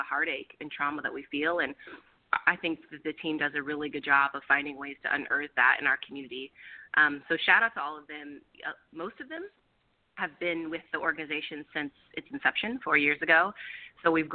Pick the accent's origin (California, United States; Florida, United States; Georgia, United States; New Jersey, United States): California, United States; Roseville; now in Oakland, United States; I'm actually from Sacramento area, a town called Roseville